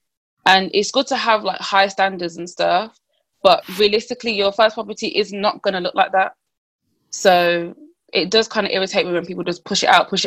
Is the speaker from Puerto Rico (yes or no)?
no; Birmingham, West Midlands, United Kingdom; I'm from Birmingham